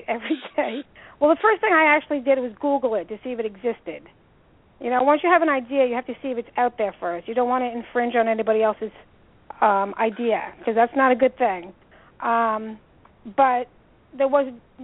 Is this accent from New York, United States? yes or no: yes; New York, United States; now in New Jersey, United States; I'm originally from New York